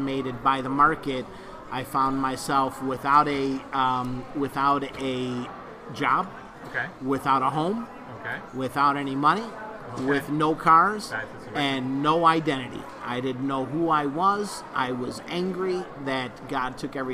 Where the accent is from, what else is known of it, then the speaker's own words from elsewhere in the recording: Chicago, Illinois, United States; moved away as an adult; also born or lived in Cape Coral, Florida; Originally, I'm from Chicago, Illinois